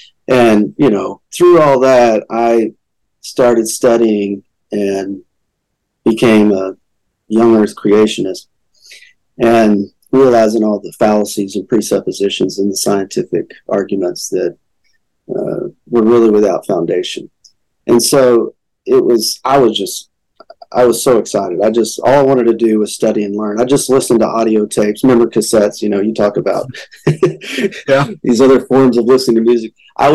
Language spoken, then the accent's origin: English; Paris, Texas, United States; also born or lived in Austin; Well, Austin and then Paris, Texas.